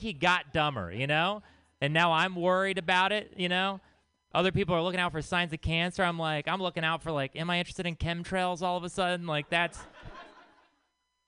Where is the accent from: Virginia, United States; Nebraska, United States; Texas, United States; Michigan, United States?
Texas, United States; I'm from Texas.